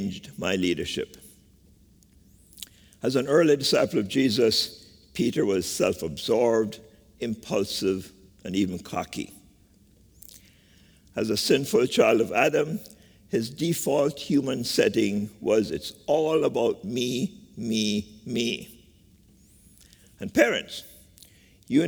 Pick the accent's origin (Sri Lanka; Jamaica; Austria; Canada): Jamaica; moved away as an adult; now in United States; Growing up in Jamaica with nuanced experiences of slavery, classism, and colorism